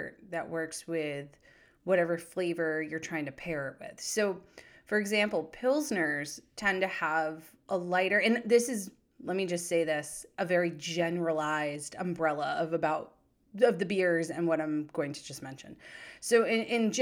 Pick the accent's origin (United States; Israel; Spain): United States; New Hampshire; my home state of New Hampshire